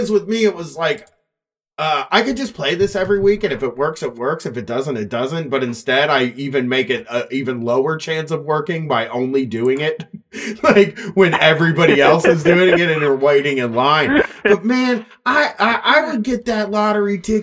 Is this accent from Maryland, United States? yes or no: no; Columbus, Ohio, United States; In my hometown area of Columbus